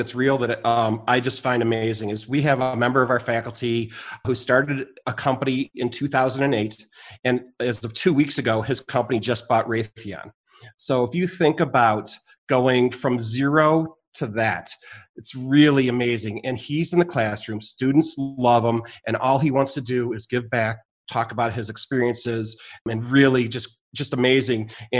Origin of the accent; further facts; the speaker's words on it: Chicago, Illinois, United States; now in Boulder, United States; I come from Chicago, you guys know, and collaboration in Chicago means put your hands up without a fight.